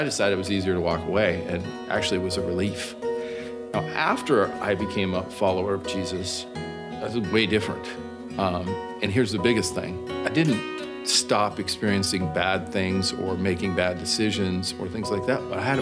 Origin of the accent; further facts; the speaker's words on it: Bend, Oregon, United States; I grew up in Bend, Oregon